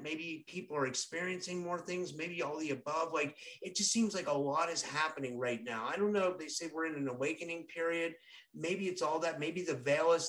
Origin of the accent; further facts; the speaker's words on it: Pittsburgh, Pennsylvania, United States; I'm from Pittsburgh. It's more like Westmoreland County.